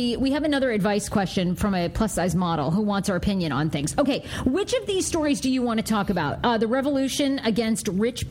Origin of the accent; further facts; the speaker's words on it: Maine, United States; I grew up in Maine.